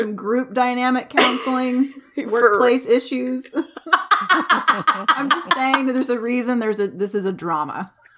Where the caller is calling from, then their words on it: St. Louis, Missouri, United States; So I'm recording from St. Louis, Missouri.